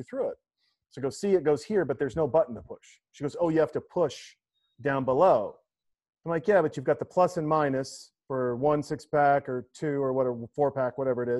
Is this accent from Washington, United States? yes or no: no; Montana, United States; in Montana, where I grew up